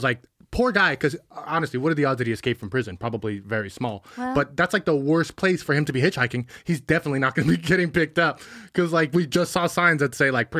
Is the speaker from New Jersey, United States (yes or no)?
yes; New Jersey, United States; We're from New Jersey. Can you tell us what number that exit is? We know exits by numbers.